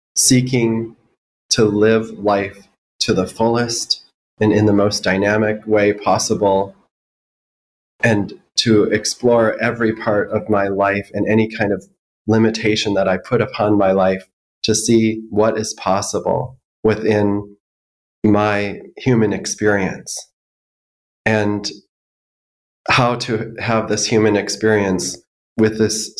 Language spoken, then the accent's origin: English; Minneapolis, Minnesota, United States; I grew up in the Twin Cities